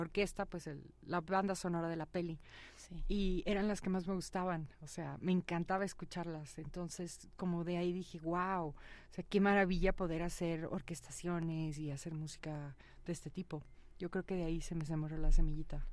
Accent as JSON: {"language": "Spanish", "town": "Huixquilucan", "region": "State of Mexico", "country": "Mexico", "tie": "born or raised there", "said": "crecí en México, crecí en Huizquilucan"}